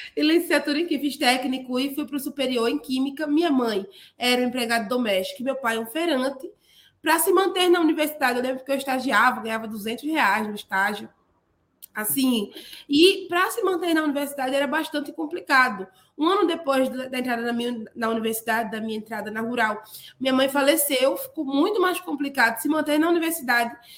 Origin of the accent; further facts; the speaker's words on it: Paulista, Pernambuco, Brazil; also born or lived in Olinda; eu vim lá da periferia da Grande Recife, numa cidade chamada Paulista, nasci em Olinda, e como eu era menina da periferia